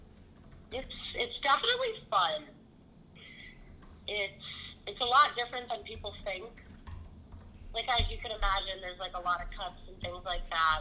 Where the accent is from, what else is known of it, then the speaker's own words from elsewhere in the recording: Northeastern Pennsylvania, United States; I'm from NEPA.